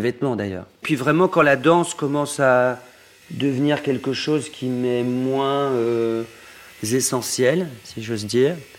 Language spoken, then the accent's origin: French; Normandy, France; now in Paris, France; une enfance très, euh, très solitaire, mais très belle enfance baigné d'amour, euh, papa, maman, mon frère, dans une campagne profonde en proche, Normandie